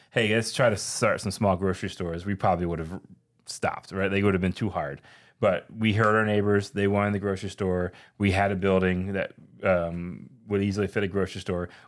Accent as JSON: {"language": "English", "town": "Philadelphia", "region": "Pennsylvania", "country": "United States", "moved": "yes", "said": "I'm from Philly"}